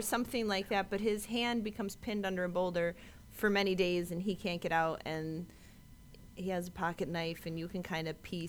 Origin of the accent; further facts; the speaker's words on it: Buffalo, New York, United States; I'm from Buffalo.